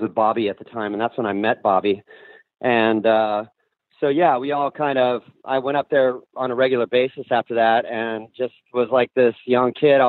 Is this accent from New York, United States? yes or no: no; Orange County, California, United States; moved away as an adult; also born or lived in Hollywood; now in Los Angeles, United States; I grew up in Orange County, so I was like an hour from Hollywood